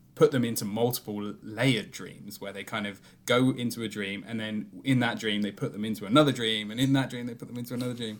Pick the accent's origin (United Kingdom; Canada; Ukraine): United Kingdom; I'm a Brit